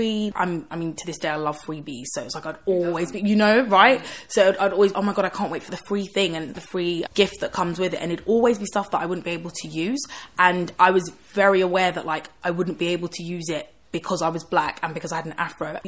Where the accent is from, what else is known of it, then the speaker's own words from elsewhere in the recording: Croydon, London, United Kingdom; also born or lived in Canning Town, East London; I grew up in Croydon, a really black area.